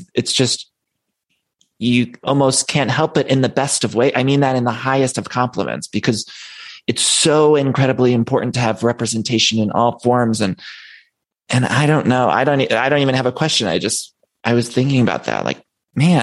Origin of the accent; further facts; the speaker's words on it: Solon, Ohio, United States; I grew up in Ohio.